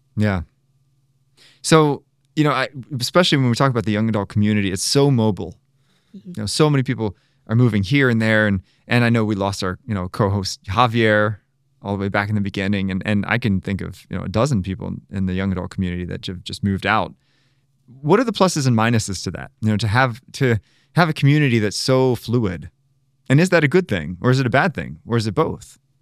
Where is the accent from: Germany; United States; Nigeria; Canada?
United States; Maryland; moved away; I'm originally from Maryland